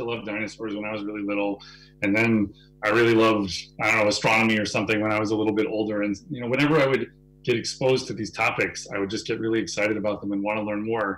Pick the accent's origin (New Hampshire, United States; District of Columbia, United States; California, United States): New Hampshire, United States; also born or lived in Boston, Massachusetts; I grew up mostly in New Hampshire.